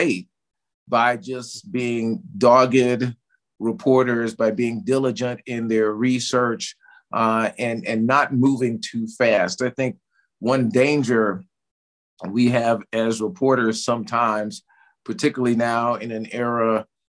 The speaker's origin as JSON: {"language": "English", "town": "Tulsa", "region": "Oklahoma", "country": "United States", "tie": "born or raised there", "said": "growing up in Tulsa, Oklahoma, in the heart of Black Wall Street"}